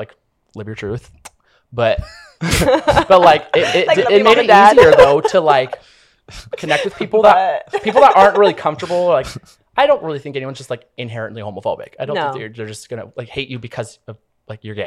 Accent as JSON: {"language": "English", "region": "Oregon", "country": "United States", "tie": "born or raised there", "also_born_or_lived": "Portland, Oregon", "moved": "as an adult", "lives_now": "Los Angeles, United States", "said": "my hometown"}